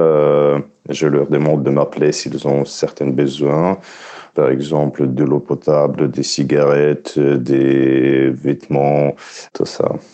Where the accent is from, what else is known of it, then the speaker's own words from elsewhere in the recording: Ukraine; French is a second language; je suis ukrainien, je ne veux pas quitter mon pays